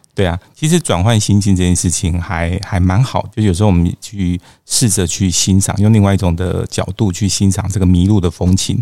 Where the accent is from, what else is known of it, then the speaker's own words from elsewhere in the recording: Taiwan; 我们台湾人还蛮喜欢的巴厘岛